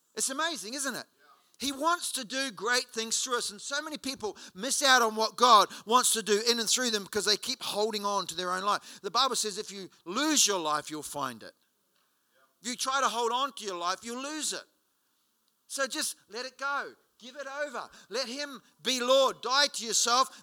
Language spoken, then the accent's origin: English; Hawera, Taranaki, New Zealand; moved away; I was in my hometown in Hawera in New Zealand a couple of years ago.